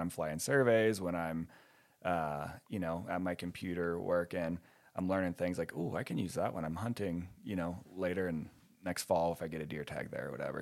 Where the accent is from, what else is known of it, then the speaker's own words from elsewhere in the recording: West Virginia, United States; moved away as an adult; also born or lived in Ohio; now in New Mexico, United States; I grew up in West Virginia and Ohio